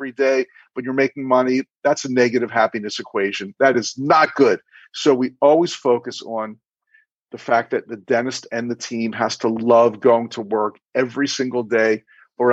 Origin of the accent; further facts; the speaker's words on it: Baltimore, Maryland, United States; also born or lived in Miami Beach; I attended dental school at University of Maryland in my hometown of Baltimore, where I still live